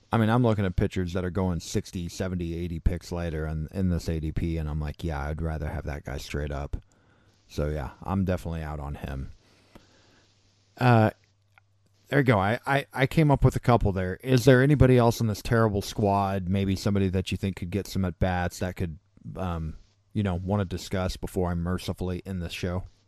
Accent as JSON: {"language": "English", "region": "Missouri", "country": "United States", "tie": "born or raised there", "said": "I grew up here in Missouri"}